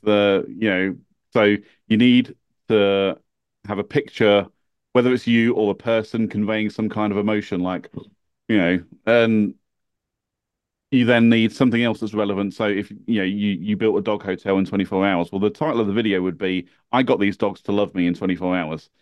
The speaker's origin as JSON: {"language": "English", "country": "United Kingdom", "accent": "British", "said": "being British"}